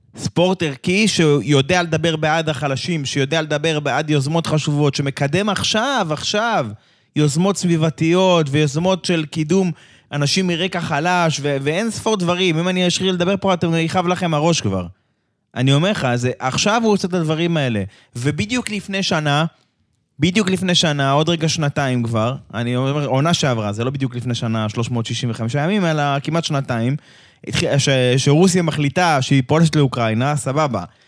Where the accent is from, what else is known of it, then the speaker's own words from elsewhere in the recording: Israel; אנחנו כישראלים